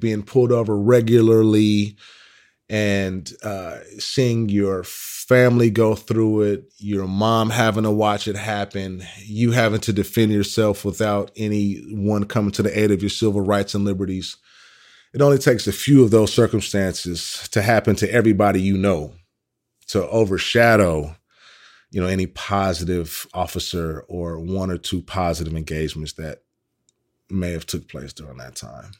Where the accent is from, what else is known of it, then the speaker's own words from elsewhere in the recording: Oakland, California, United States; Originally, I'm from Oakland, California.